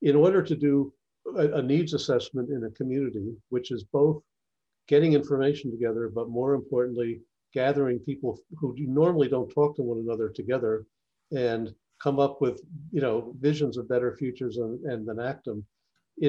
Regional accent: New Jersey, United States; my home state of New Jersey

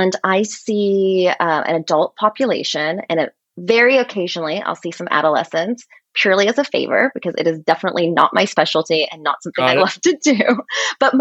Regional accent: Portland, Oregon, United States; moved away as an adult; also born or lived in Philadelphia; now in New York City, United States; I grew up in Oregon, in Portland, Oregon

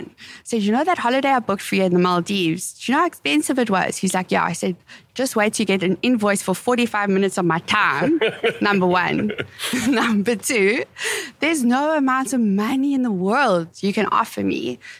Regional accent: South Africa; my pronunciation being South African

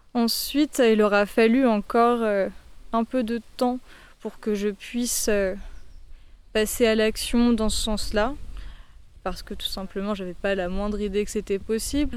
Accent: Paris, Île-de-France, France; J'ai toujours été parisienne, j'ai grandi à Paris, sur mon banlieue parisienne.

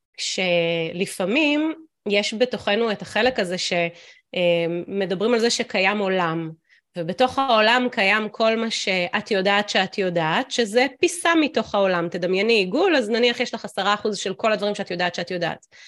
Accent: Israel; also born or lived in United States; ובקיבוץ אני אה, קיבוצניקית

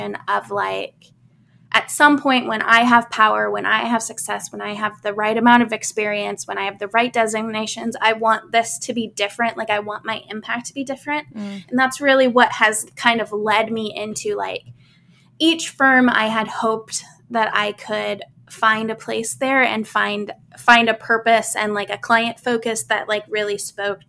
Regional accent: Midwest, United States; I grew up in the Midwest

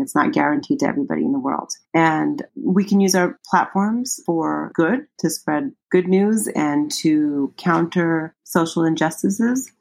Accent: United States; also born or lived in Ethiopia; I'm Ethiopian American

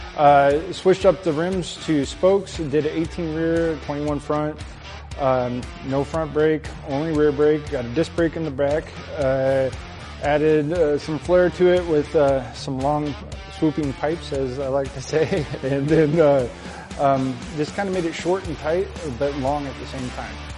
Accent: Verona, Wisconsin, United States; I'm from Verona, Wisconsin

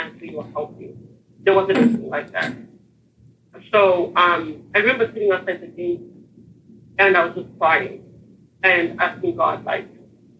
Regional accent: Harare, Zimbabwe; now in Texas, United States; I was born and raised in Harare, Zimbabwe, which is Southeast Africa.

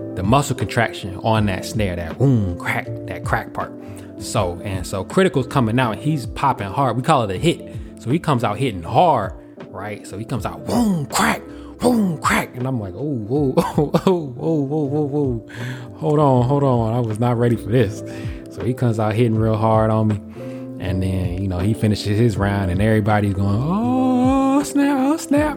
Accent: Atlanta, Georgia, United States; moved away as an adult; I'm coming from Atlanta.

